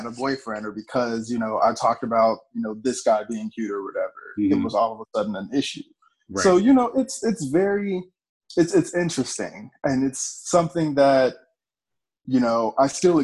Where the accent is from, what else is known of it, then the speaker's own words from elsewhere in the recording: Gary, Indiana, United States; I grew up in Gary, Indiana, so I was around, you know, gang violence my whole life